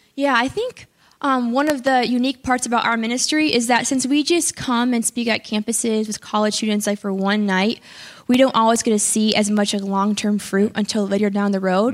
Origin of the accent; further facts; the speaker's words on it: Chicago, Illinois, United States; I'm from the Chicago area.